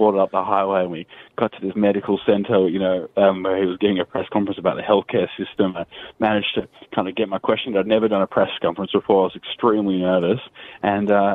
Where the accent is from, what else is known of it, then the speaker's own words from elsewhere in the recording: Australia; as journalists and even as Australian citizens